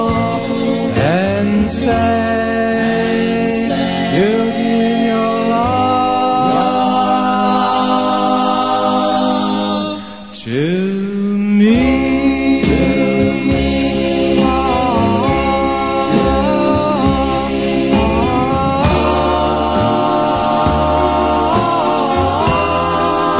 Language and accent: English; New York City, New York, United States; Brooklyn, New York, my hometown